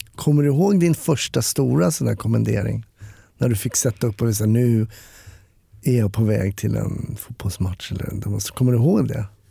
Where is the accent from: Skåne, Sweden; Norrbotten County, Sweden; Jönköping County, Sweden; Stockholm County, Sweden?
Stockholm County, Sweden; Stockholm; jag är ju uppvuxen i Stockholm